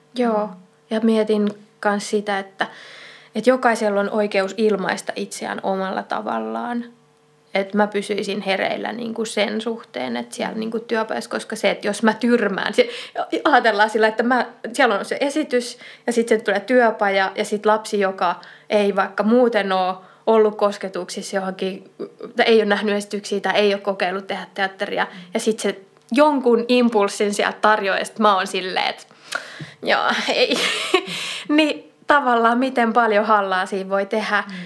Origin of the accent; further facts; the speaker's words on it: Kanta-Häme, Finland; olen siis kotoisin Etelä-Hämeestä